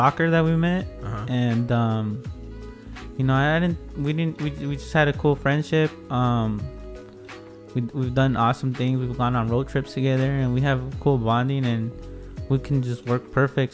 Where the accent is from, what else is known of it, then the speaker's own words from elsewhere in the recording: Wilmington, California, United States; moved away as an adult; now in San Pedro, United States; I grew up, born and raised in Wilmington. I went to elementary, middle, and high school